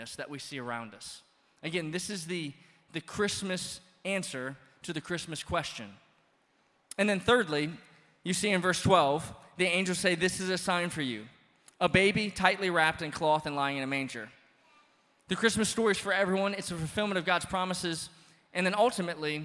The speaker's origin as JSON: {"language": "English", "region": "Louisiana", "country": "United States", "moved": "yes", "said": "I'm from Louisiana."}